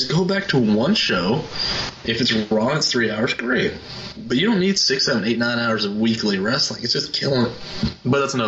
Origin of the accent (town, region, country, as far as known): Roanoke, Virginia, United States; born or raised there